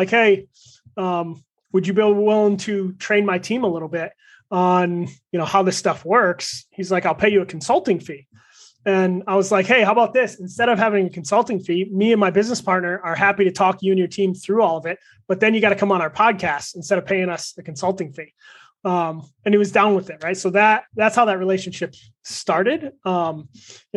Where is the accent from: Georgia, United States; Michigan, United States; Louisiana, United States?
Michigan, United States; I grew up in Michigan, so I grew up a Lions fan.